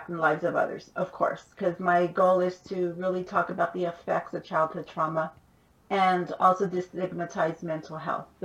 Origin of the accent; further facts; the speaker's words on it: Los Angeles, California, United States; I grew up in East LA, East Los Angeles. I was born. I moved more than 25 times before I completed high school, went to nine different schools.